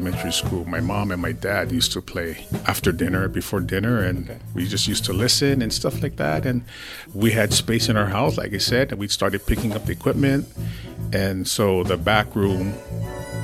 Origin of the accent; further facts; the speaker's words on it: Wahiawa, Hawaii, United States; we're all from Lelehua